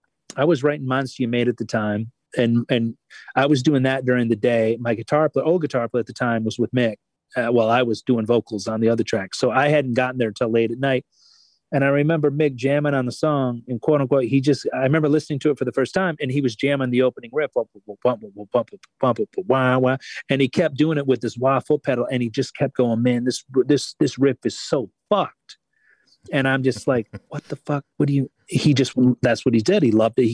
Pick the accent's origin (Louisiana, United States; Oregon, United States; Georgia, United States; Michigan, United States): Michigan, United States; I grew up in Michigan